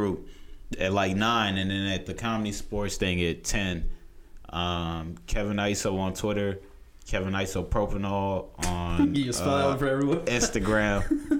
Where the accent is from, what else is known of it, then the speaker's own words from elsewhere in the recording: Nigeria; because I'm Nigerian, we all Nigerian in my family